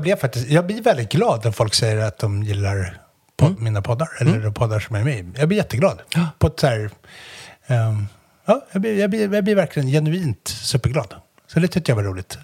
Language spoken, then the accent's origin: Swedish; Umeå, Västerbotten County, Sweden; jag är från Umeå